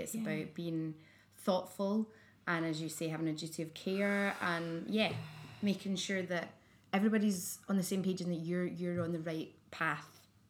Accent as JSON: {"language": "English", "region": "Scotland", "country": "United Kingdom"}